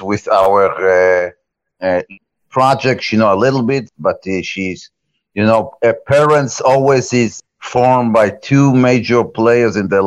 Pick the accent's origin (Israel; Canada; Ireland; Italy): Israel; moved away as an adult; now in United States; I was born in Israel over a few decades ago